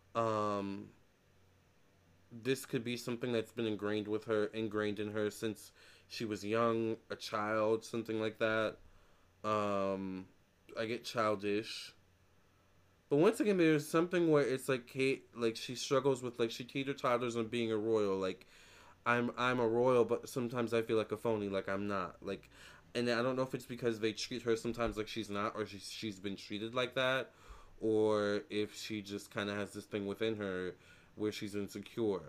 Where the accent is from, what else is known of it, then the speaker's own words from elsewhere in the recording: United States; I'm American